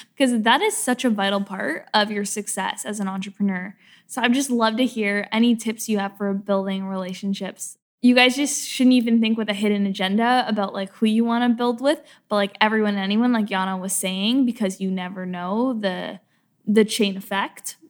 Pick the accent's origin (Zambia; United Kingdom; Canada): Canada; now in Los Angeles, United States; I'm from a small town in, in, Canada